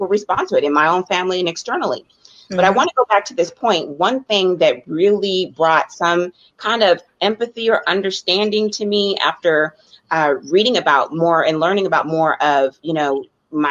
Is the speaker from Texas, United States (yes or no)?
no; Colusa County, California, United States; also born or lived in Oakland, California; I grew up in a predominantly white community in Colusa County. I was born in Oakland, California, but I spent my childhood in that community